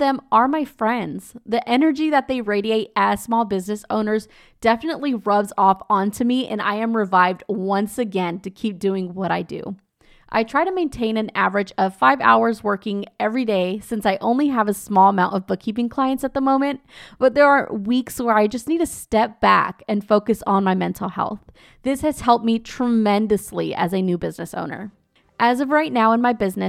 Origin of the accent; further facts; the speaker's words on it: Azusa, California, United States; my hometown, Azusa, California